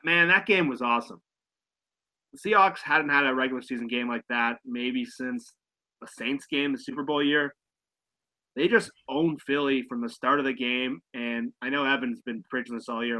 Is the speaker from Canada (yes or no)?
yes; Canada; I'm a Canadian